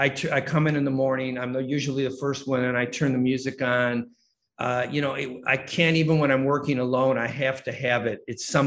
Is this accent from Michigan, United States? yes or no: yes; Detroit, Michigan, United States; Well, it started when I was growing up in Detroit in that very small house, when I had to somehow remove myself from everything that was going on in the house at the moment.